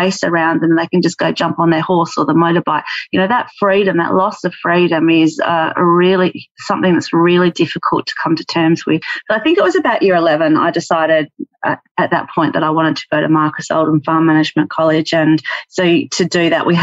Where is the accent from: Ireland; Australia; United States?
Australia; Orroroo, South Australia; now in Esperance, Australia; where I grew up in Oru